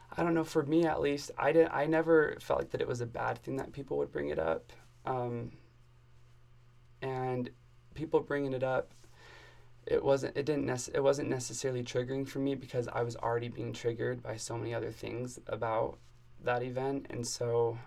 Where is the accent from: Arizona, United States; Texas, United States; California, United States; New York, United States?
Arizona, United States; moved away as an adult; also born or lived in Indianapolis, Indiana; now in Provo, United States; I'm from Arizona. Um, and yeah, I lived in Arizona my whole life